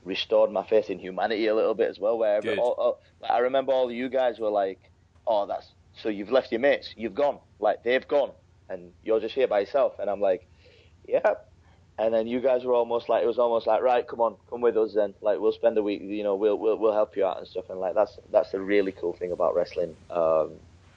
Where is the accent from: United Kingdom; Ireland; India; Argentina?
United Kingdom; Yorkshire and the Humber; moved away; also born or lived in Pakistan / London / New York; I'm not from London, I'm from like West Yorkshire. It's like a small town just outside Leeds